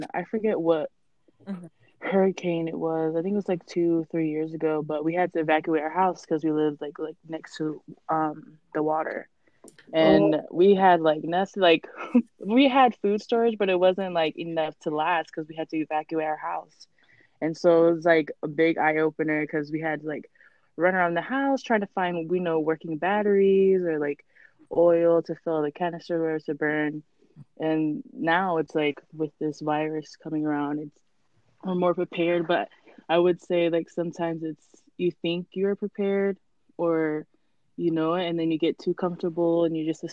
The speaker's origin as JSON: {"language": "English", "region": "Texas", "country": "United States", "tie": "born or raised there", "moved": "yes", "lives_now": "Florida, United States", "said": "I was born and raised in Texas"}